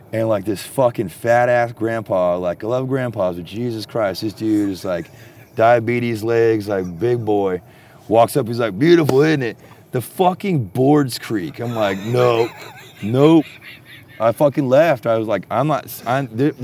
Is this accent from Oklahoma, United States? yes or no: no; Texas, United States; I'm from Texas